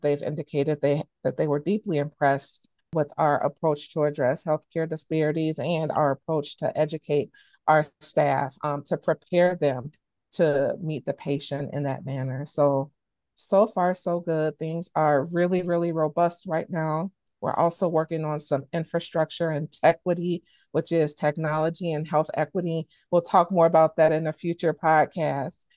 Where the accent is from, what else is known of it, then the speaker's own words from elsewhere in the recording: Chicago, Illinois, United States; now in Wisconsin, United States; I grew up in Chicago, Illinois.